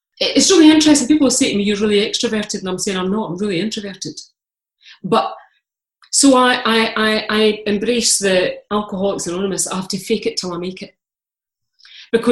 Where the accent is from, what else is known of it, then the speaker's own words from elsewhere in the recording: Scotland, United Kingdom; I'm Scottish, I'm Calvinist